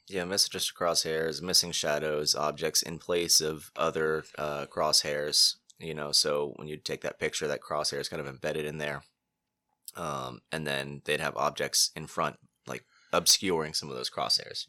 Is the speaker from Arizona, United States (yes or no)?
no; Cape Canaveral, Florida, United States; also born or lived in Titusville, Florida; I grew up in Cape Canaveral